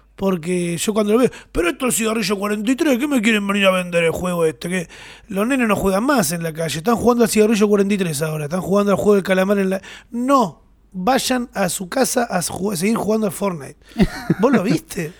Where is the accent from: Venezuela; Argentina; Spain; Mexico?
Argentina; somos argentinos y nos gusta abrazarnos